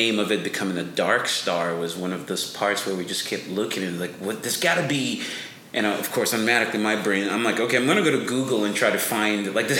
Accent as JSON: {"language": "English", "country": "Benin", "tie": "born or raised there", "said": "I come from a very superstitious, supernatural background, and not just because I grew up in Benin, and Benin is the birth of voodoo."}